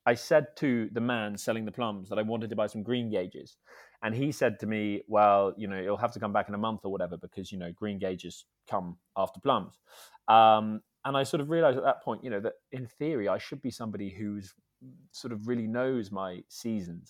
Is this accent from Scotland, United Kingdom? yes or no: yes; Scotland, United Kingdom; also born or lived in Edinburgh / Dumfries and Galloway; I grew up in Scotland, um, a mix, really, of Edinburgh and, and Dumfries and Galloway.